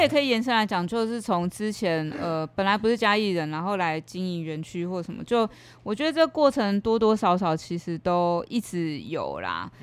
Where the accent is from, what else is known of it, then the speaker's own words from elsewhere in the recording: Yonghe, former Taipei County, New Taipei, Taiwan; moved away as an adult; now in Chiayi, Taiwan; 我从小是在以前的台北县，就是现在新北市永和哦，长大